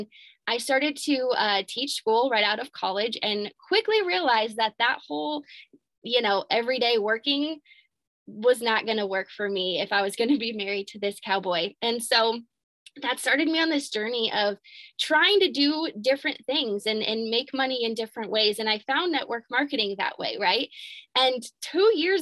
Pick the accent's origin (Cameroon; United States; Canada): United States; Albia, Iowa; I am from Albia, Iowa, a tiny little town in Iowa.